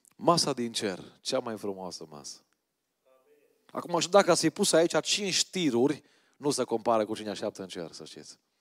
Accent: Romania

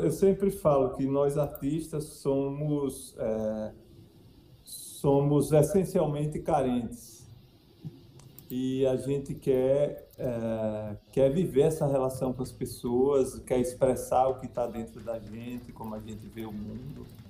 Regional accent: Sergipe, Brazil; a minha história como sergipano

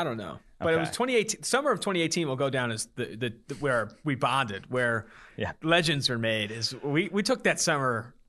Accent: California, United States; moved away; I'm from Cali

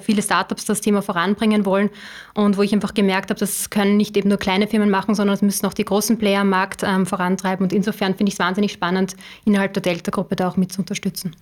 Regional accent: Upper Austria, Austria; ich komme aus äh, Oberösterreich.

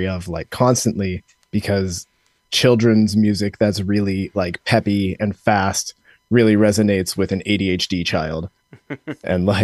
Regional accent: Chino, California, United States; We're from Chino, and Chino's not a big town

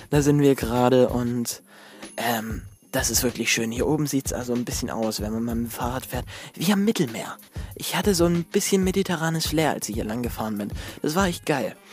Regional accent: Germany; Fragt er, wo, wo kommst du her? Ich sagte, ja, ich komme aus Deutschland.

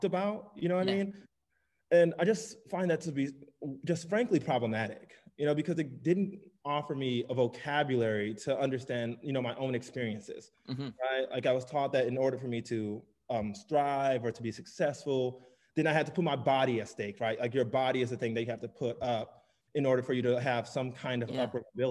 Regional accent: St. Louis, Missouri, United States; I'm from St. Louis, Missouri. That's where I was born and raised

